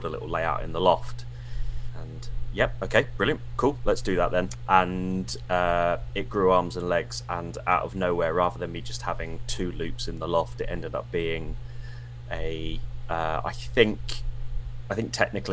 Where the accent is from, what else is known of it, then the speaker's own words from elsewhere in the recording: Portsmouth, South East England, United Kingdom; I'm from Portsmouth